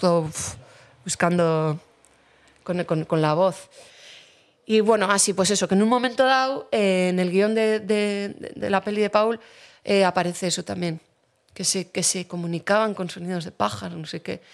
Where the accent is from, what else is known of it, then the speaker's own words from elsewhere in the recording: Basque Country, Spain; yo vivo aquí y, vivo en mi pueblo